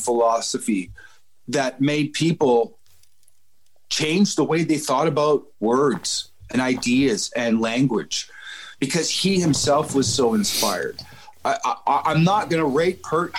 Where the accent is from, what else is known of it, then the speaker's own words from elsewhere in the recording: Canada; a young Canadian man